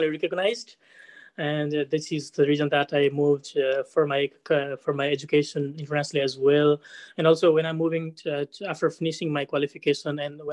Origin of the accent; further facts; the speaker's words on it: Nepal; moved away as an adult; now in Ireland; I'm from Nepal. I finished my high school back in Nepal and I came to National College of Ireland.